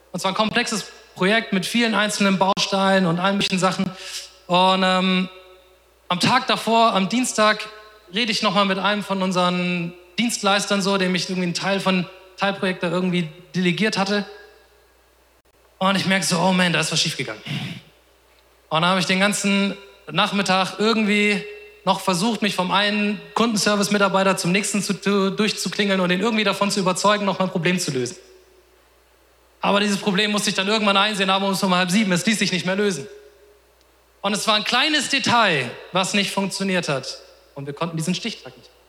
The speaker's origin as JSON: {"language": "German", "town": "Offenbach", "region": "Hesse", "country": "Germany", "said": "Ah, ich komme aus Offenbach, die sind in Mainz. Heißt eineinhalb Stunden Fahrt."}